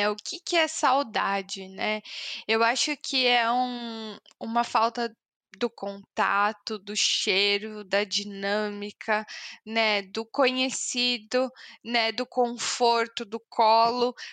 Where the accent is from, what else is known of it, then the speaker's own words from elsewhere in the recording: São Paulo, Brazil; born there; accent: São Paulo; also born or lived in Curitiba; Eu nasci em São Paulo, toda a minha família é de lá. E aí, os últimos seis anos antes de vir pra cá foram em Curitiba.